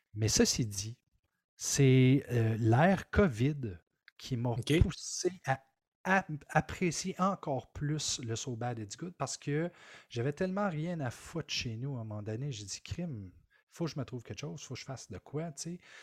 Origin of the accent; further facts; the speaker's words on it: Maniwaki, Quebec, Canada; Je viens de Maniwaki. Mm. Alors, à Maniwaki, c'est un petit village.